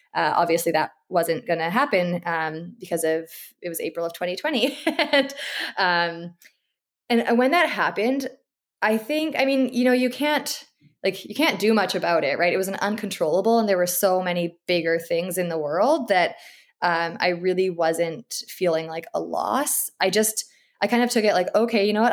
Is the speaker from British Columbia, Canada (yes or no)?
yes; Abbotsford, British Columbia, Canada; also born or lived in Edmonton / Vancouver; I live in Abbotsford, B C, and this is actually where I grew up as well